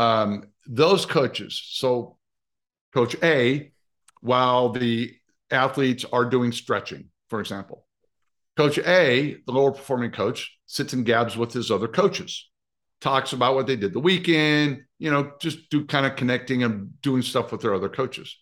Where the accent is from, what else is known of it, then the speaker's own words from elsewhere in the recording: Nebraska, United States; I grew up in Nebraska.